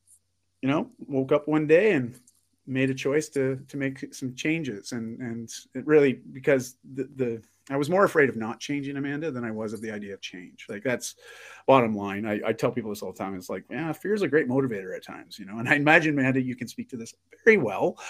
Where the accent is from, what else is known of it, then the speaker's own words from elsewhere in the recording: just outside of Toronto, Ontario, Canada; I grew up just outside of Toronto, Ontario